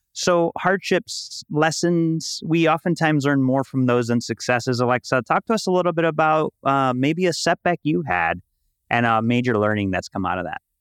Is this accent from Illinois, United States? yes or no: yes; Chicago, Illinois, United States; now in Puerto Rico; I was born and raised in Chicago. In Puerto Rico now